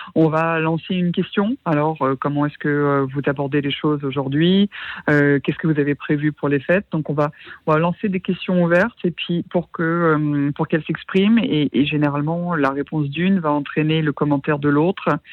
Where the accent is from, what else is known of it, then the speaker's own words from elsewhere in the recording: Normandy, France; je suis originaire de Normandie